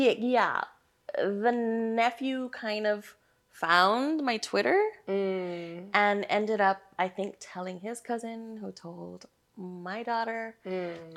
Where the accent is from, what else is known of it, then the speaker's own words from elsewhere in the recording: Hawaii, United States; moved away; born and raised in Hawaii